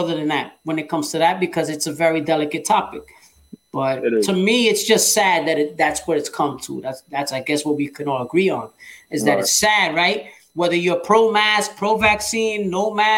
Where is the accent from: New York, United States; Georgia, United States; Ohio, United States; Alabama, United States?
New York, United States; New York City; we both from Brooklyn